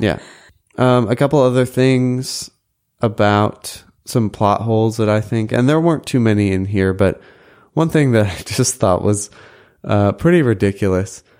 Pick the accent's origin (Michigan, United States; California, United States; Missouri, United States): Missouri, United States; Chesterfield; the Dairy Queen in Chesterfield, Missouri, where I grew up